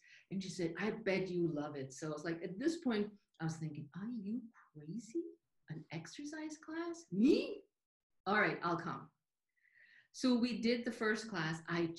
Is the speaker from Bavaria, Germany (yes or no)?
yes; Munich, Bavaria, Germany; English is a second language; now in United States; But I moved from Germany, from the southern part of Germany, from the Munich area to the U.S. over 32, 33 years by now.